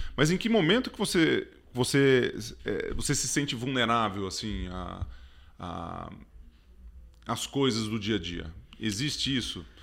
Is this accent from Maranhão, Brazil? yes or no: no; Ituverava, São Paulo, Brazil; quando era moleque lá em Ituverava, né, que eu sou quase mineiro